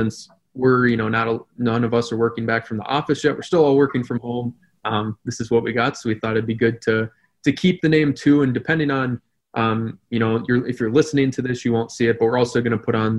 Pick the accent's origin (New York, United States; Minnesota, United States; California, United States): Minnesota, United States; New Hope; also born or lived in River Falls, Wisconsin; now in St. Cloud, United States; I was from New Hope, Minnesota. It's the town that borders Crystal. Brian and I actually went to the same elementary school